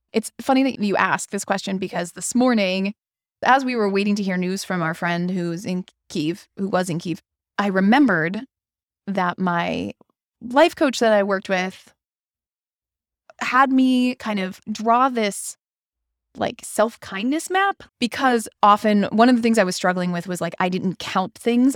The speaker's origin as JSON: {"language": "English", "region": "Pennsylvania", "country": "United States", "also_born_or_lived": "Washington, D.C.", "moved": "yes", "lives_now": "Madison, United States", "said": "I'm from Pennsylvania"}